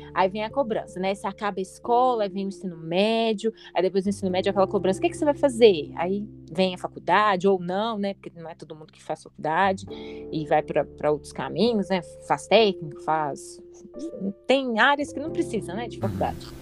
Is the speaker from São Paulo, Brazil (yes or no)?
no; Belo Horizonte, Minas Gerais, Brazil; eu sou de Belo Horizonte